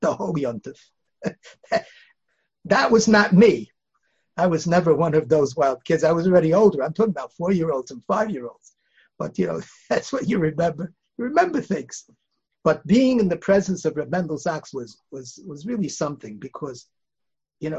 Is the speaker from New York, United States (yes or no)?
yes; New York City, New York, United States; also born or lived in Bialystok, Poland / Lodz, Poland; We grew up on the Upper West Side.